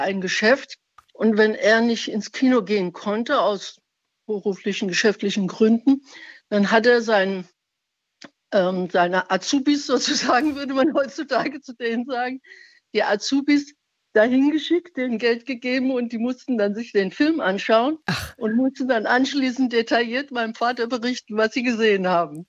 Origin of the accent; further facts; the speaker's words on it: Iran; now in Speyer, Germany; ich bin Iranerin oder stamme aus dem Iran